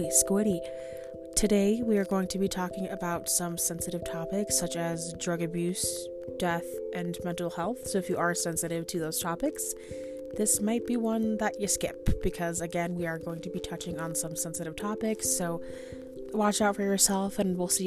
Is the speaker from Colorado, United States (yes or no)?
yes; Colorado, United States; I'm from Colorado